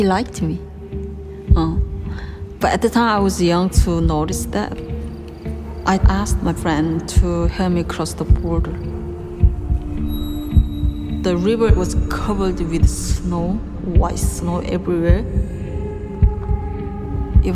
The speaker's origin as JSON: {"language": "English", "country": "North Korea", "tie": "born or raised there", "moved": "yes", "said": "my hometown, a place I grew up living, was Utopia, is on the border right across from China"}